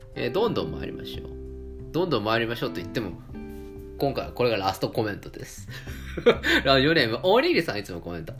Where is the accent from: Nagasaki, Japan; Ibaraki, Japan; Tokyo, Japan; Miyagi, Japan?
Tokyo, Japan; 江戸っ子なんでね